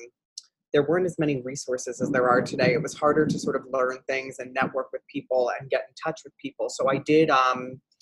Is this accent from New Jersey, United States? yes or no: yes; New Jersey, United States; I grew up in New Jersey. I was born and raised there.